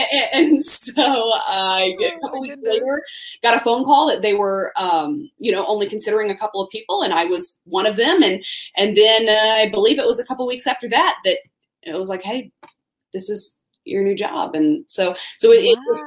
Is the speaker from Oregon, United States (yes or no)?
no; Tallahassee, Florida, United States; moved away; I grew up in Tallahassee, Florida